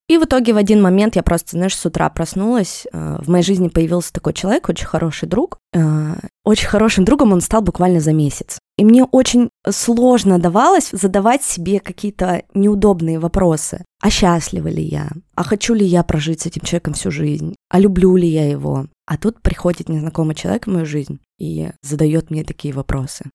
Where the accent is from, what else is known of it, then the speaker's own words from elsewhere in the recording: Yekaterinburg, Sverdlovsk Oblast, Russia; Я из Екатеринбурга